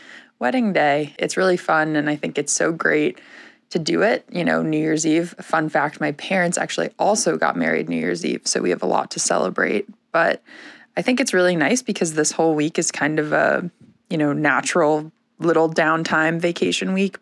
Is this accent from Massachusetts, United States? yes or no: yes; Weston, Massachusetts, United States; now in Sarasota, United States; I grew up in Weston, Massachusetts